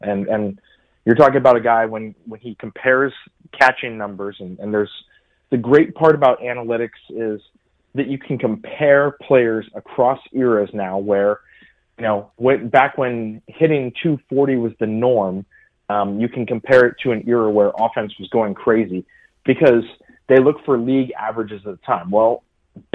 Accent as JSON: {"language": "English", "region": "California", "country": "United States", "tie": "born or raised there", "said": "You know, I grew up in California."}